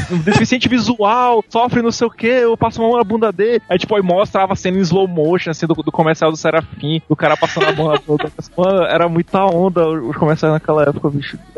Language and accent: Portuguese; Manaus, Amazonas, Brazil; eu senti muita falta quando eu saí de Manaus